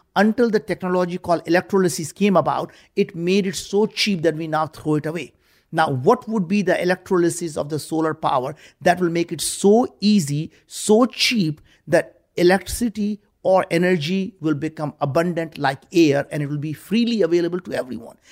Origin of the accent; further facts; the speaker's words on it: India; moved away as an adult; now in United States; growing up in India, we were very, very poor.